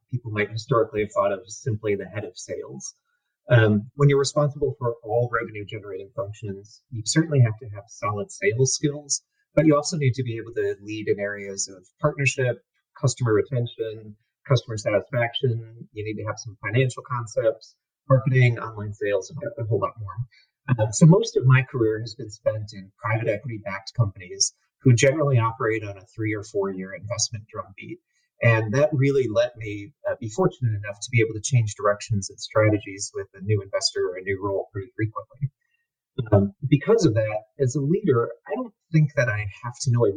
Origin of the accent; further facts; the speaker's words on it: Chicago, Illinois, United States; I'm a Chicagoan